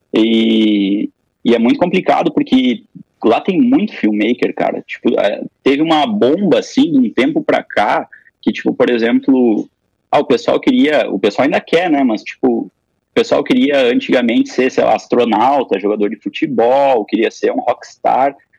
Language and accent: Portuguese; Passo Fundo, Rio Grande do Sul, Brazil; eu sou nascido aqui em Passo Fundo, né? Tô aqui, inclusive, agora, na, nesse período da quarentena, na casa dos meus pais